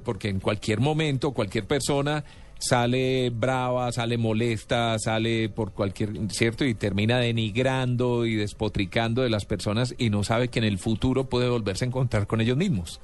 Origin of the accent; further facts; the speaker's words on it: Medellín, Antioquia, Colombia; Medellín, eh, de donde soy originario